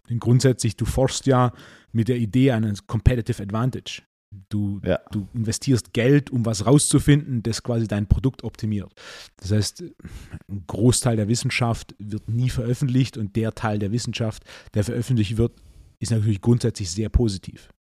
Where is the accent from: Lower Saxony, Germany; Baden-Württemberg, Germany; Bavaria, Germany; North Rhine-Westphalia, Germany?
Baden-Württemberg, Germany; Swabia; als echter Schwabe